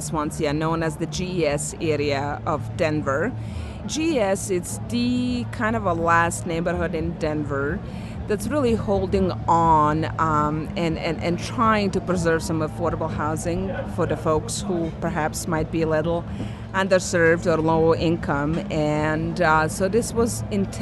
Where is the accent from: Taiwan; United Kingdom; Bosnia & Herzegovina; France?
Bosnia & Herzegovina; now in United States; I came here as a refugee from Bosnia. So I, just this past March, I realized that I have lived longer in USA than in my home country.